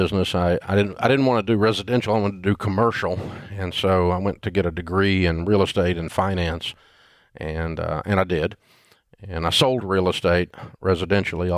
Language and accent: English; Nashville, Tennessee, United States; I grew up in Nashville